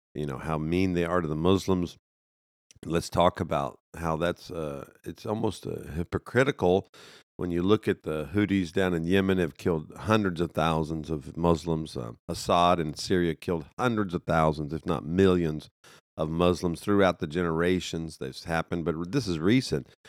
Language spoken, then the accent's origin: English; United States; as an American